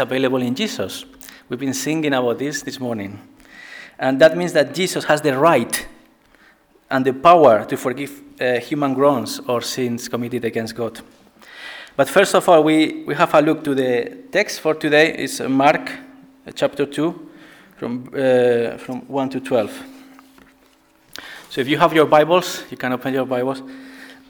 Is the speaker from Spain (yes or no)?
yes; Spain; moved away as an adult; now in Bradford, United Kingdom; I'm originally from Spain. And I came to Bradford in 2009.